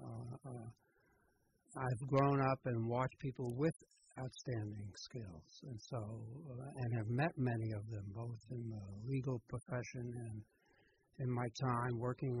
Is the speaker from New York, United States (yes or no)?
yes; New York City, New York, United States; moved away as an adult; now in Petaluma, United States; I grew up in the Bronx